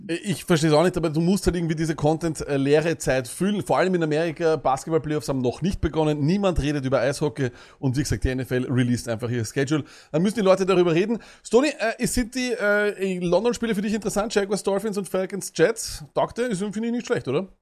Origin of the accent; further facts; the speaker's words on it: Vienna, Austria; bei uns in Wien